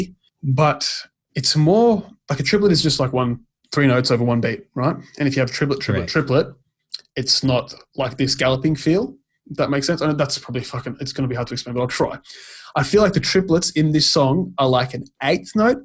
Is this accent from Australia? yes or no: yes; Australia; we're Australian